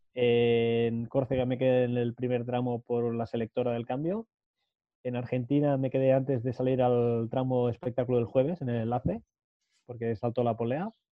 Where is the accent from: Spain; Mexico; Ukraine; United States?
Spain; Matadepera, Catalonia; la gente de Mate de Pera, de mi pueblo